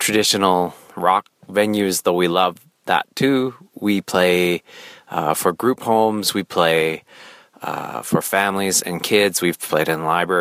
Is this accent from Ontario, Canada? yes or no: no; Saskatoon, Saskatchewan, Canada; We're from Saskatoon, Saskatchewan. That's in Canada, if anyone's still wondering.